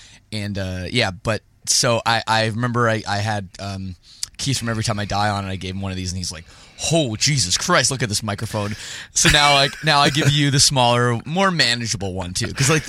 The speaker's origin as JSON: {"language": "English", "town": "Winnipeg", "region": "Manitoba", "country": "Canada", "tie": "born or raised there", "said": "Like, I'm just thinking about growing up in Winnipeg."}